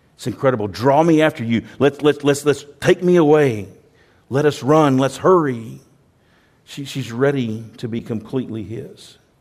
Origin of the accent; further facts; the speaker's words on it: United States; I'm from America